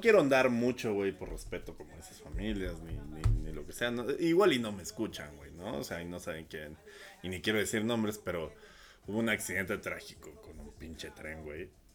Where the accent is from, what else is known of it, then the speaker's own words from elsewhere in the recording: Coacalco, State of Mexico, Mexico; also born or lived in Ecatepec (Tulpetlac), State of Mexico; yo toda mi infancia y adolescencia vivía en Coacalco